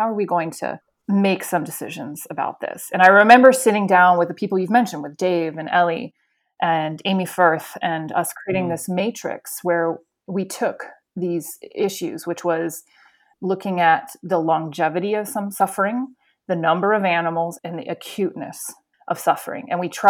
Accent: Spain; also born or lived in United States / England; So I grew up in Spain, and then I went to university in Florida. I should say my early years until I was 11 were in Florida. Then I went to Spain. Then I went back to Florida for university. And then I went to England for 10 years.

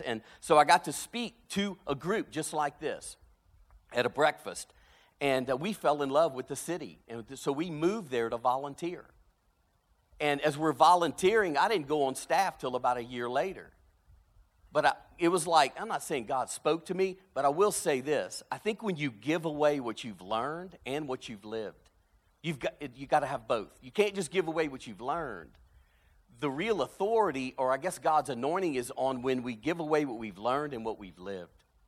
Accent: South Louisiana, United States; moved away as an adult; now in Birmingham, Alabama, United States; growing up in South Louisiana

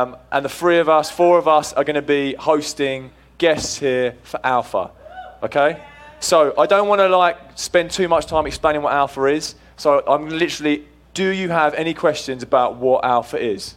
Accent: England, United Kingdom; moved away as an adult; now in United States; I am actually English

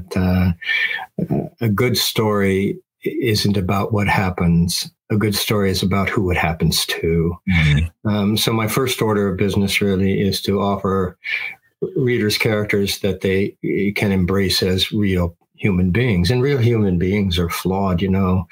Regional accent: Midwest, United States; also born or lived in Cascade Mountains, Oregon; I grew up in the Midwest

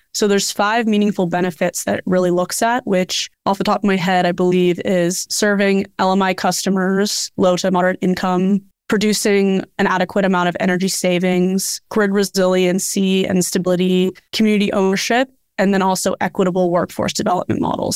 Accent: Bay Area, California, United States; also born or lived in Hawaii; growing up in the Bay Area

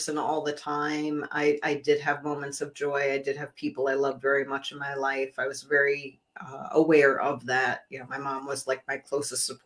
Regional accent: New York City, New York, United States; moved away as an adult; also born or lived in New Jersey; I grew up in New York City

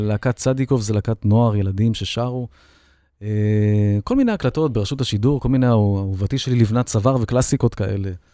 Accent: Holon, Tel Aviv District, Israel; also born or lived in Bat Yam; אני הייתי יליד בת ים חולון

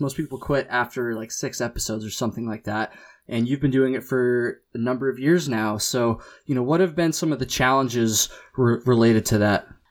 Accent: United States; I'm an American

